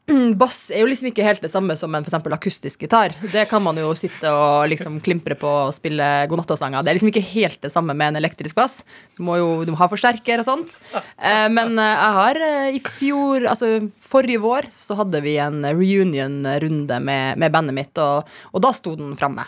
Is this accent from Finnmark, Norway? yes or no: yes; Kirkenes, Finnmark, Norway; jeg vokste opp i Kirkenes